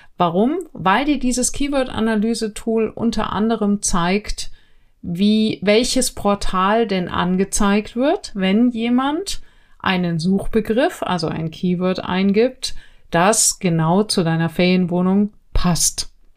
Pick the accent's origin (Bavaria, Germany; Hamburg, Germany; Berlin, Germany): Bavaria, Germany; Neubiberg; wo ich herkomme, äh, Neubiberg, wirklich mini kleines Kraft bei München